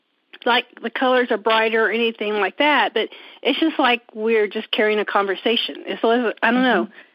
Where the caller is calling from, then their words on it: Indiana, United States; I'm calling from Indiana.